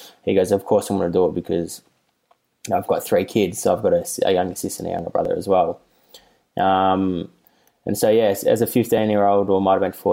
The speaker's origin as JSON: {"language": "English", "town": "Melbourne", "region": "Victoria", "country": "Australia", "tie": "born or raised there", "said": "I grew up in the North Carlton commission flats for like 18 years"}